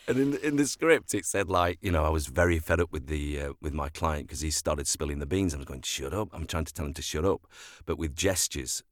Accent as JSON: {"language": "English", "town": "Sheffield", "region": "Yorkshire and the Humber", "country": "United Kingdom", "tie": "born or raised there", "also_born_or_lived": "London", "said": "I was born and bred in Sheffield"}